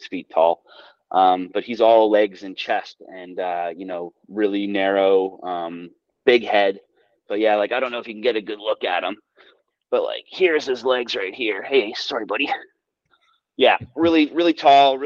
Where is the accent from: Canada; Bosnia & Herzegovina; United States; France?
Canada; Toronto, Ontario; moved away as an adult; now in Fredericton, Canada; I've been out in Fredericton for about 15 years now. I'm from Toronto originally, but me and my brother, and my sister, we all moved out east